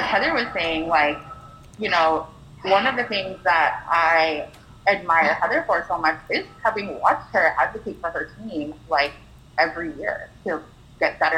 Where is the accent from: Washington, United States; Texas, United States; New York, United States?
Washington, United States; Seattle; I'm from Seattle